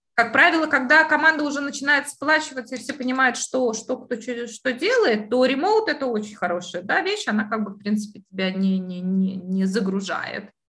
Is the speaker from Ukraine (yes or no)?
no; Latvia; now in United Kingdom; я же вы, выросла в Европе